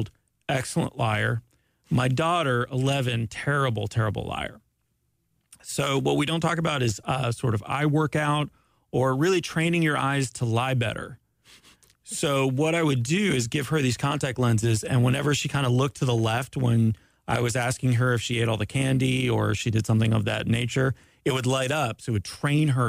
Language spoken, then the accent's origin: English; Ormond Beach, Florida, United States; I grew up in Ormond Beach